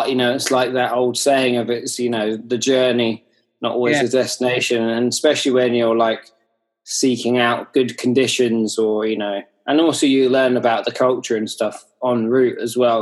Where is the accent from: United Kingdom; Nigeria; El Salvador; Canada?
United Kingdom; Hayling Island, South East England; I grew up on Hayling Island, and it just happens to be one of the best places in the UK for kiting.